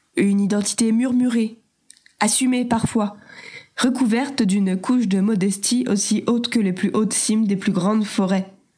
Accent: Normandy, France; Je suis normande.

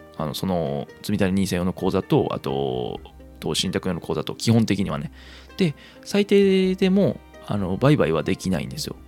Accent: Kansai, Japan; moved away; 生まれも育ちも関西という生粋の関西人

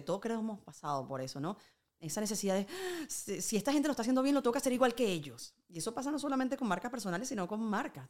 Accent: Venezuela; now in Spain

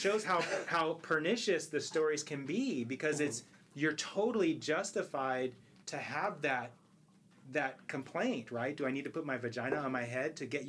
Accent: Virginia, United States; I'm from Virginia, my vagina

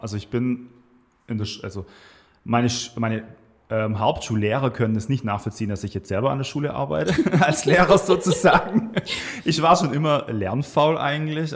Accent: Swabia, south of Stuttgart, Baden-Württemberg, Germany; moved away as an adult; now in Weinheim, Germany; komme gebürtig aus dem Schwabenland, so im, ich sag mal, Großraum Stuttgarter Süden. Kirchheim-Tech ist so ist ein ganz, ganz kleinen Tal. Ähm, bin sehr ländlich aufgewachsen

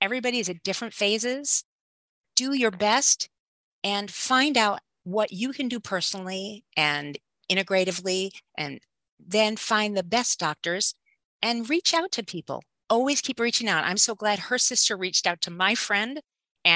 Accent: Southfield, Michigan, United States; I grew up in Southfield, Michigan

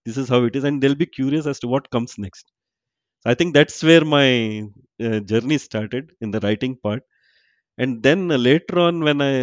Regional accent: Surathkal, Karnataka, India; moved away as an adult; also born or lived in Chicago, United States; now in Bangalore, India; I am from Suratkar

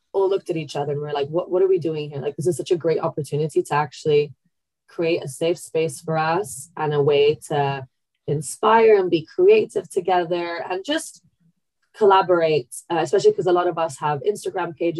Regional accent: Italy; now in London, United Kingdom; Growing up in Italy

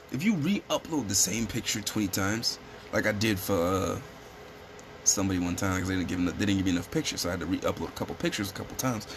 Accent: Chicago, Illinois, United States; We're a podcast from the South Side of Chicago

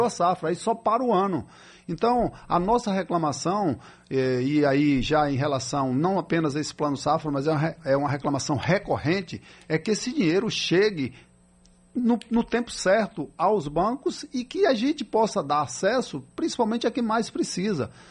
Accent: Miguel Calmon, Bahia, Brazil; eu que sou de Miguel Comon

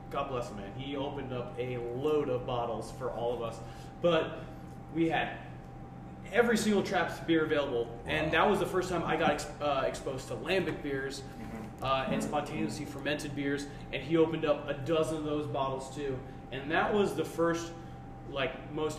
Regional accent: New Jersey, United States; accent: full American accent; Jersey; my full American accent

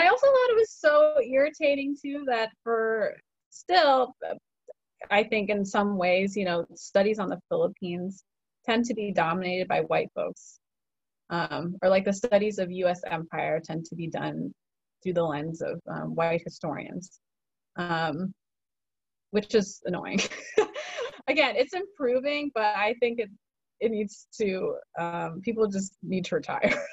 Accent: Chicago, Illinois, United States; I grew up in in in Chicago and the Chicago suburbs

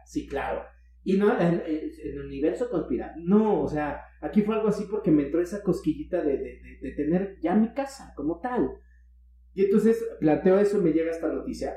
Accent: Mexico City, Mexico; moved away; Yo soy de DF.

